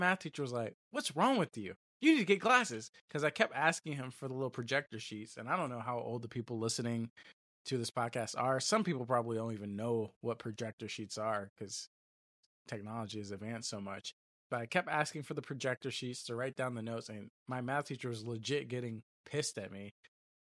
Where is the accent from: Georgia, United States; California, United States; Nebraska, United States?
Georgia, United States; Griffin; moved away; We live in Griffin, Georgia